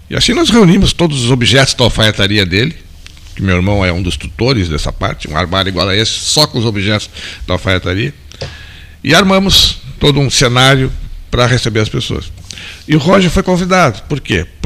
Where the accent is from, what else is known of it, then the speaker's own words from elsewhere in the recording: Pelotas, Rio Grande do Sul, Brazil; moved away as an adult; eu saí de Pelotas em 1970.